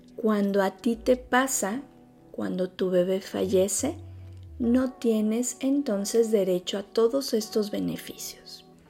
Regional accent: Mexico; nuestra sociedad mexicana

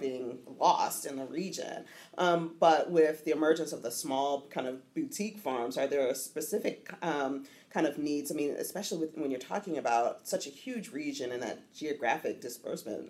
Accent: Richmond, Virginia, United States; I'm from Richmond, Central Virginia, so just outside of Appalachia

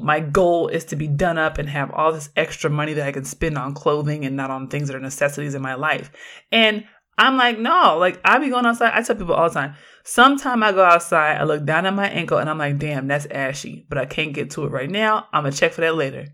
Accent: Oakland, California, United States; I grew up in Oakland

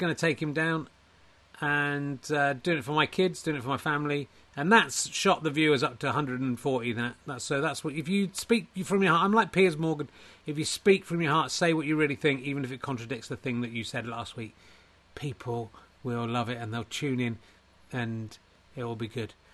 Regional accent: Wales, United Kingdom; I'm from Wales, and clearly from Wales, Welsh Wales

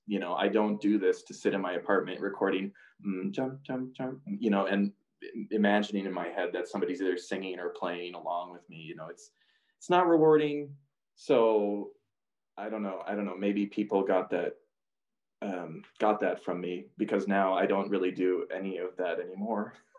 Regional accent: Two Harbors, Minnesota, United States; moved away as an adult; also born or lived in Iowa; I'm from Two Harbors, which is not a big town by any means

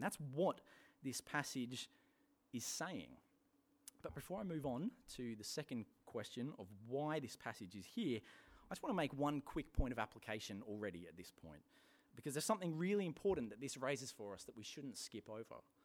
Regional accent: England, United Kingdom; moved away; my home country, England

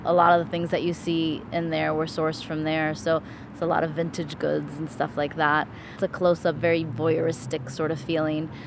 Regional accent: Miami, Florida, United States; born and raised in Miami, like myself

